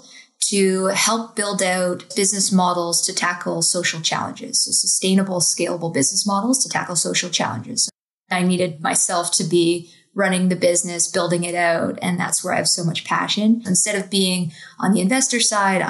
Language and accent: English; Toronto, Ontario, Canada; Growing up in Toronto